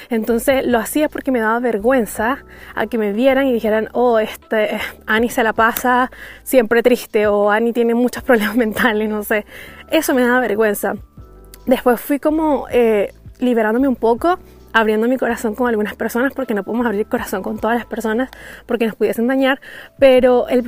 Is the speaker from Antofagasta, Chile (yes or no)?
yes; Antofagasta, Chile; Yo soy de Chile y más específico de Antofagasta.